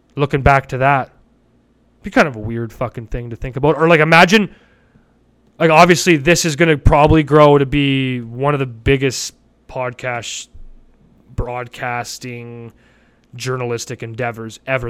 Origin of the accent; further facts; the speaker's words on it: Calgary, Alberta, Canada; now in Vancouver, Canada; I grew up in Cal, in Calgary